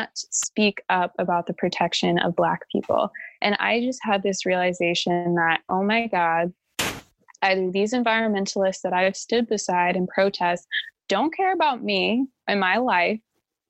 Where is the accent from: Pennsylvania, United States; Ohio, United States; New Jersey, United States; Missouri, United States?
Missouri, United States; moved away as an adult; also born or lived in Orange County, California; now in California, United States; born and raised in Missouri